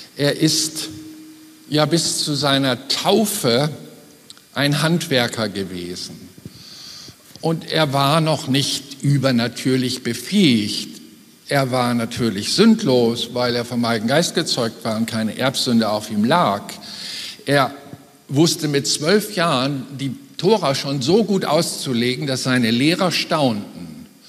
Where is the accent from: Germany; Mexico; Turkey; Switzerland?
Germany; als Deutsche